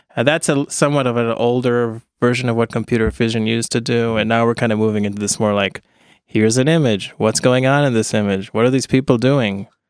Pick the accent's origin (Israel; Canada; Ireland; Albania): Israel; Ra'anana, Central District; moved away as an adult; also born or lived in United States; I grew up in Israel